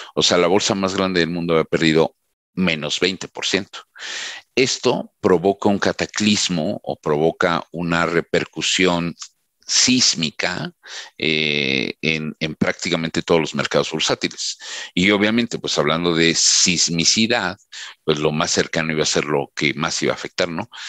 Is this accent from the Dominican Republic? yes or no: no; Mexico; como mexicano